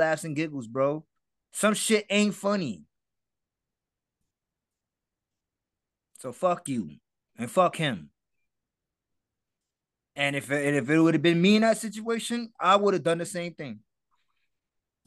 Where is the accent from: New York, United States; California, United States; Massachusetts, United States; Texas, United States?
New York, United States; New York City; I'm from the Bronx